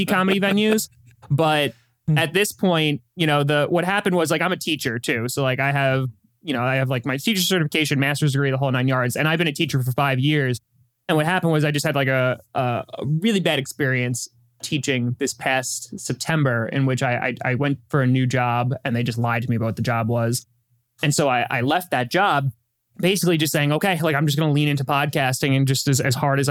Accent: New York, United States; I'm born and raised in New York

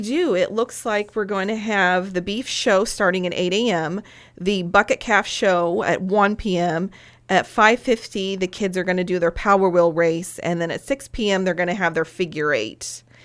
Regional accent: Henderson County, Illinois, United States; I grew up in Henderson County, married a farmer

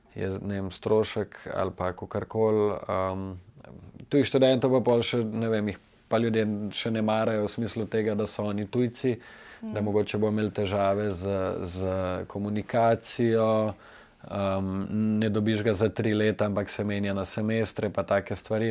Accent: Ljubljana, Slovenia; sem tleh iz Ljubljana

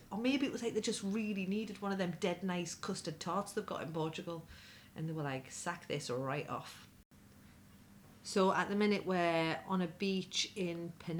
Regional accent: Whitley Bay, North East England, United Kingdom; But I'm from Whitley Bay. It's greater. No offence to anyone in Whitby, but, you know, I'm from Northumberland

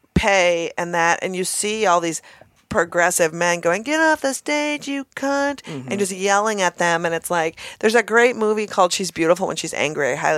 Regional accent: Minnesota, United States; Again, I'm from Minnesota.

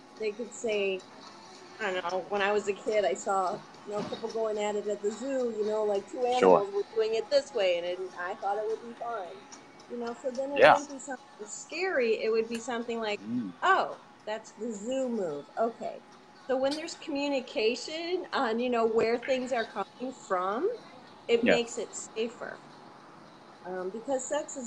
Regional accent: Atlanta, Georgia, United States; Atlanta, I come from Atlanta

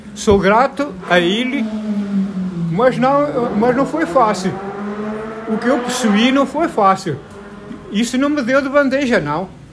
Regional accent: Portugal; moved away as an adult; now in Brazil; quando eu saí de Portugal com 20 anos, 22 anos

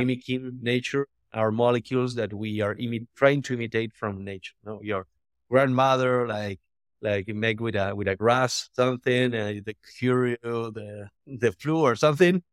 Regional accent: Argentina; I'm from Argentina

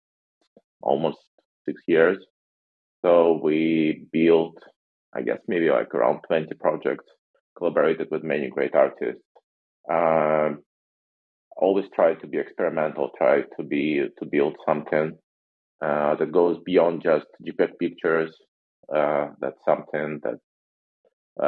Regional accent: Russia; moved away as an adult; now in United States; I'm originally from Russia

